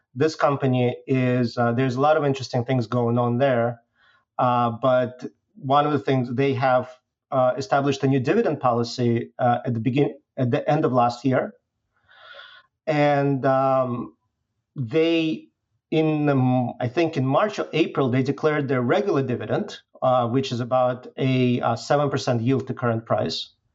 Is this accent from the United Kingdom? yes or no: no; Belarus; moved away; originally I'm from Belarus.